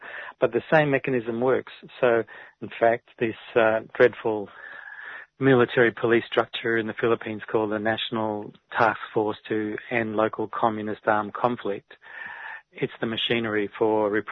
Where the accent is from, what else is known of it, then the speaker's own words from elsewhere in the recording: Australia; I'm Australian